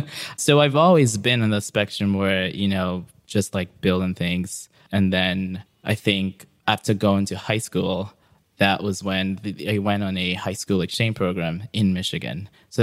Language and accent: English; Accra, Greater Accra, Ghana; moved away as an adult; now in San Francisco, United States; I was born and raised right here in Accra, in Ghana.